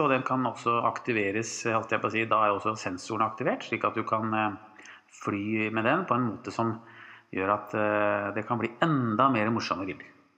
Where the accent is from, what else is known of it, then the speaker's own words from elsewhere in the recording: Drammen, Buskerud, Norway; vi er fra Drammen